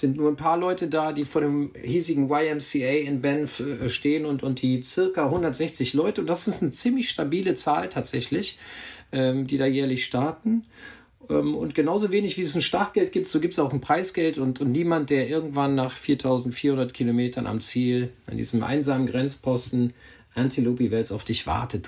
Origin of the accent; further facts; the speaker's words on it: Hückeswagen, North Rhine-Westphalia, Germany; moved away as an adult; now in Hamburg, Germany; Also ich komme aus dem Bergischen Land, eben aus meiner Heimatstadt Hückeswagen.